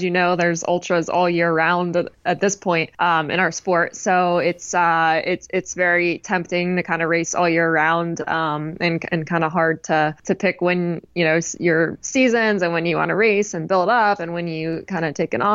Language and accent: English; Maryland, United States; where I grew up in Maryland is kind of I grew up right near the starting line of the JFK 50 mile